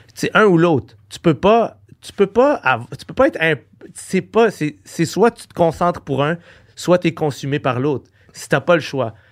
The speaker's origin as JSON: {"language": "French", "region": "Quebec", "country": "Canada", "said": "je suis québécois, j'habite au Québec"}